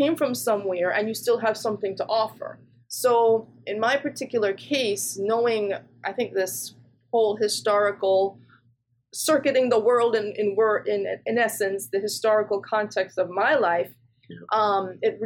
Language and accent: English; Jamaica; moved away; also born or lived in England / New Jersey, United States; I was born in England, but grew up in Jamaica and also New Jersey. And so when I was in Jamaica, I grew up on a farm